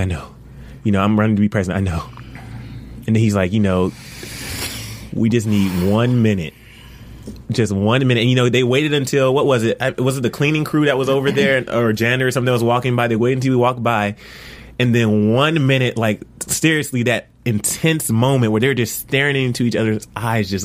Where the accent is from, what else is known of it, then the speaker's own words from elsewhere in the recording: Georgia, United States; my home state of Georgia, ATL